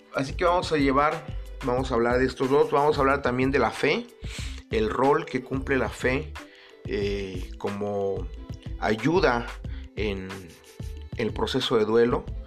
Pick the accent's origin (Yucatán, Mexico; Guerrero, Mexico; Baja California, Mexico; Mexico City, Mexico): Guerrero, Mexico; Acapulco; nací en Acapulco Guerrero, en una familia yo creo que normalmente disfuncional. Y digo normalmente disfuncional porque no hay familia perfecta. No hay familia normal, entre comillas. Actualmente menos. Pero era buena, era buena esa familia normalmente disfuncional. Eh, ahí crecí